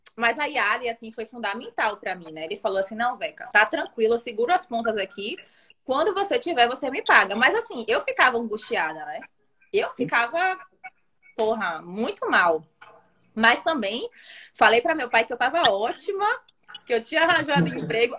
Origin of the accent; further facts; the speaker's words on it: Salvador, Bahia, Brazil; also born or lived in Italy / London; eu nasci na Itália. E aí eu vim para o Brasil quando eu tinha 3 anos. É, aí fiquei. Meu, meu pai é italiano, minha mãe é brasileira. E aí, desde então, eu moro em Salvador.